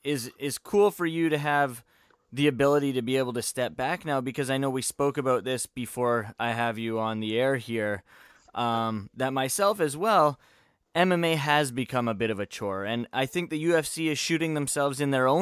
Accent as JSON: {"language": "English", "country": "Canada", "said": "Funny, we're all Canadian."}